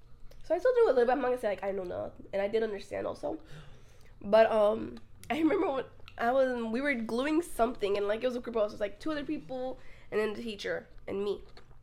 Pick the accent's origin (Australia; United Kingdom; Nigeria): United Kingdom; No, I don't know. I'm British.